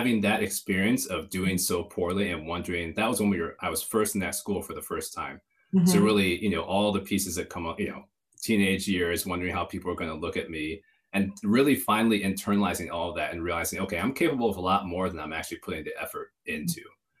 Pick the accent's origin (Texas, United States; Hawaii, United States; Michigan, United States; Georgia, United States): Michigan, United States; also born or lived in Atlanta / North Carolina; So grew up in Michigan primarily. But we moved around quite a bit. So we were also in Atlanta at one point, also in North Carolina